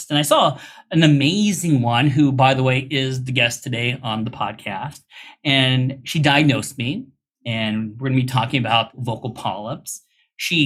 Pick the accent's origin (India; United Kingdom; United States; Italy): India; I'm Indian